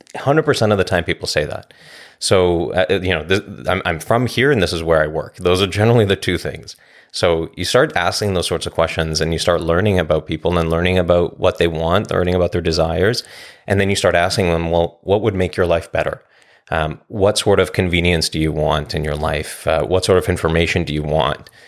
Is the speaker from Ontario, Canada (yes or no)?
no; Vancouver, British Columbia, Canada; now in Coquitlam, Canada; I'm born and raised in Vancouver. I live in Coquitlam.